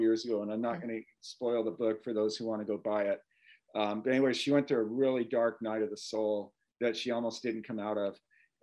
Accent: Carlsbad, California, United States; It was in Carlsbad, California, which is my hometown

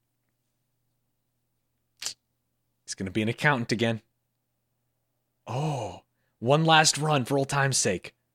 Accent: United States; as an American

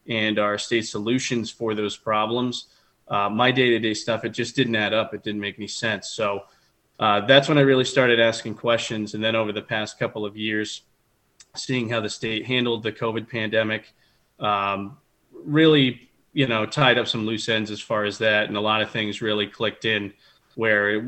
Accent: Rochester, New Hampshire, United States; I've grown up in New Hampshire my whole life

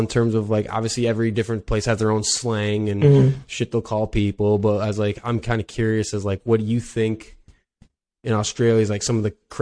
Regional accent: Wisconsin, United States; I'm from Wisconsin, out in the States, so right above Illinois

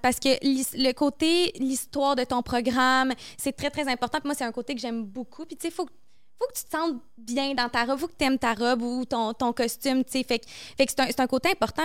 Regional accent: Montreal, Quebec, Canada; c'est ici, chez nous, à Montréal

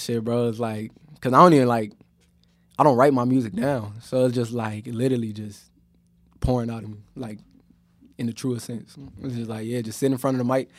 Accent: Chicago, Illinois, United States; moved away; also born or lived in Miami; I'm from Chicago

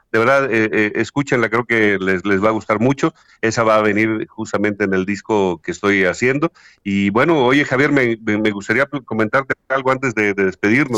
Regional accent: Huasteca, Hidalgo, Mexico; moved away as an adult; also born or lived in Mexico City; yo soy de la región de la Huasteca, en el estado de Hidalgo, acá en México

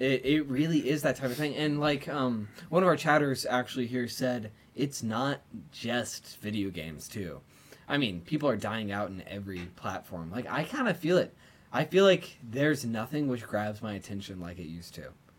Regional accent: Georgia, United States; Georgia when I was in like elementary school

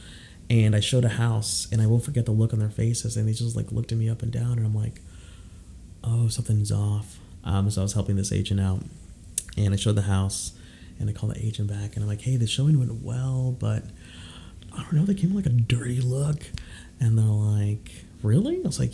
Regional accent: Houston, Texas, United States; also born or lived in Austin, Texas; I live in Austin now, but I'm from Houston

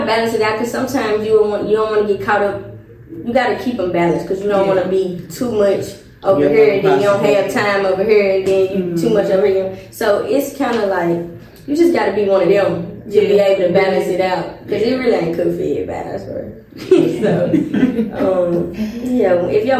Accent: Memphis, Tennessee, United States; growing up in Memphis

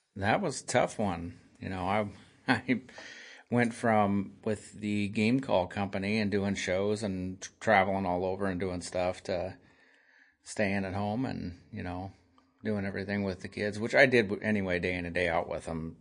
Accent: Nebraska, United States; I grew up here in Nebraska, small town between Lincoln and Omaha.

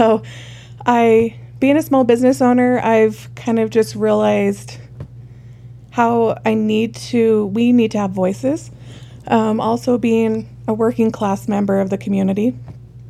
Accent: Parowan, Utah, United States; also born or lived in Salt Lake City, Utah; now in Cedar City, United States; I was born and raised in Parowan

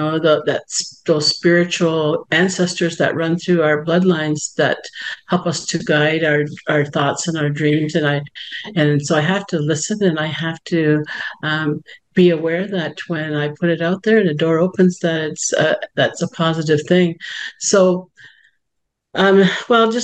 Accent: Six Nations of the Grand River Territory, Ontario, Canada; I am from Six Nations of the Grand River Territory, Mohawk Nation, and Bear Clan

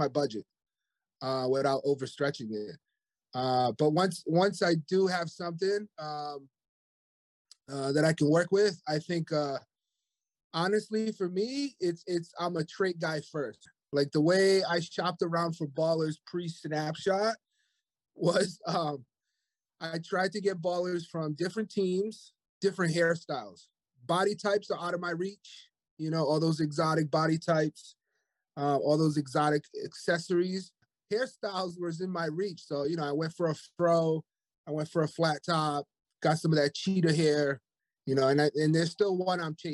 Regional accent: Rhode Island, United States; moved away; also born or lived in Hawaii; I was living in Hawaii, but I'm originally from Rhode Island, up here in the Northeast

